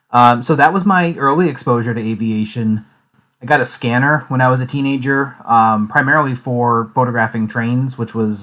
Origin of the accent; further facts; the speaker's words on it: Albany, New York, United States; I am originally from Albany, New York. I grew up there. My childhood home from my first memories all the way through graduating high school